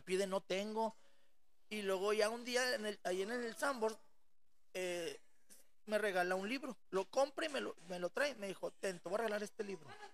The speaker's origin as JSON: {"language": "Spanish", "town": "Monterrey", "region": "Nuevo León", "country": "Mexico", "tie": "born or raised there", "moved": "as an adult", "said": "desde los 6 hasta los 24 que salí de Monterrey"}